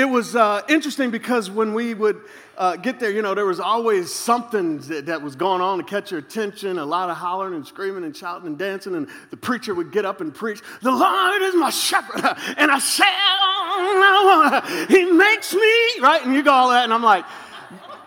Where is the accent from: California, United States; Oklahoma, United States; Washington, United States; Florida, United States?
Florida, United States; Tampa Bay area; I am from the Tampa Bay area in Florida.